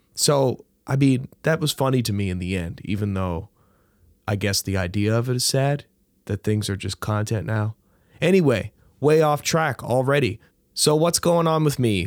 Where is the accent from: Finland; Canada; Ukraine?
Canada; St. John's, Newfoundland and Labrador; I grew up near Wishing Well Park, and that used to be the dump